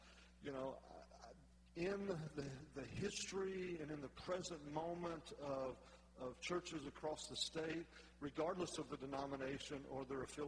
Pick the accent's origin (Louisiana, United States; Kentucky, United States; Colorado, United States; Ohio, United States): Louisiana, United States; North; I'm from North Louisiana